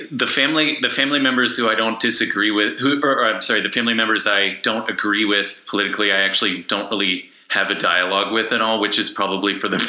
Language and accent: English; Lexington, Kentucky, United States; now in Illinois, United States; I'm from Lexington